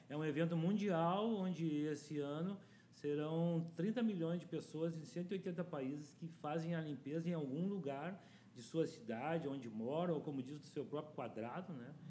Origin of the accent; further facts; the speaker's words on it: Porto Alegre, Rio Grande do Sul, Brazil; also born or lived in Vila Safira, Porto Alegre; eu nasci na Bom Jesus e tive uma infância legal